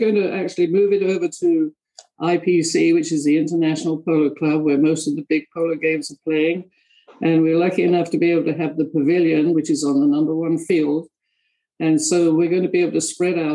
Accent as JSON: {"language": "English", "town": "Orpington", "region": "London", "country": "United Kingdom", "also_born_or_lived": "Tennessee", "moved": "as an adult", "lives_now": "United States", "said": "I'm actually from a place called Orpington in Kent, which is South London in England, obviously. But I came over here"}